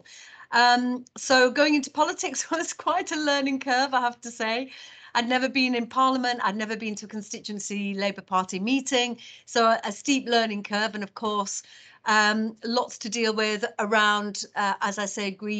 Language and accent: English; Batley, Yorkshire and the Humber, United Kingdom; also born or lived in Birstall; born and raised in West Yorkshire, always wanted to be an actor, grew up on a council estate in Batley